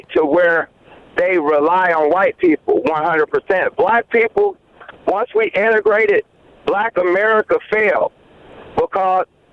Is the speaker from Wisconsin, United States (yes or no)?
yes; Wisconsin, United States; moved away; also born or lived in Mississippi; I'm from Wisconsin, but I also lived in Mississippi